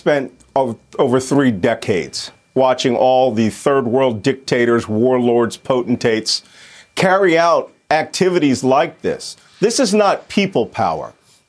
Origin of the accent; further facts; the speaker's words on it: Philadelphia, Pennsylvania, United States; I'm from Philadelphia. I was born and raised under the Liberty Bell in Independence Hall.